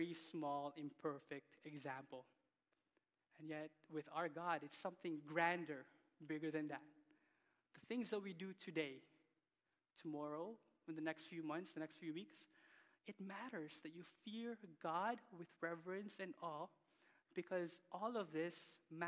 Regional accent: Philippines; now in Canada; growing up in the Philippines

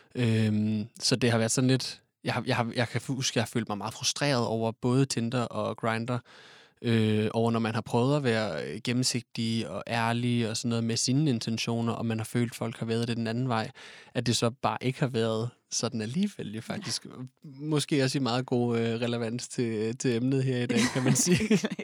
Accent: Odense, Southern Denmark, Denmark; moved away as an adult; now in Copenhagen, Denmark; jeg kommer oprindeligt fra Odense, men har boet i København de sidste tre år af mit liv

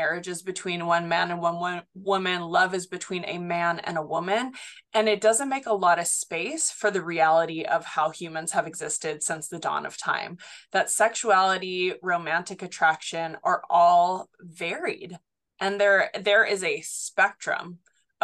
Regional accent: Haleiwa, Hawaii, United States; I grew up in Haliva, Hawaii, so on Oahu. I went to school at Kahuku High School and Intermediate

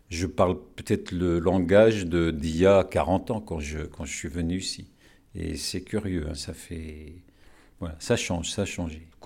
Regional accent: Morocco; first language Moroccan Arabic; French is a second language; Ben, moi, ma langue, euh, ma langue maternelle, c'est l'arabe, hein, l'arabe marocain, puisque je suis marocain.

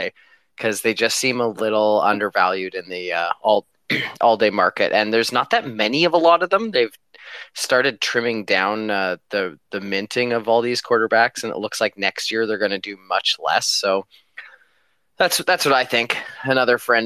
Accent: Canada; as a Canadian

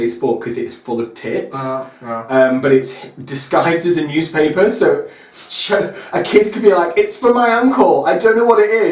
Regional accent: Scotland, United Kingdom; Growing up in Scotland

